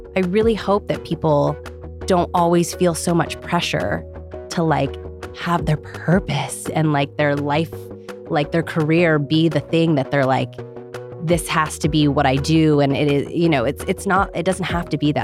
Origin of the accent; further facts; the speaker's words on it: Ohio, United States; growing up in Ohio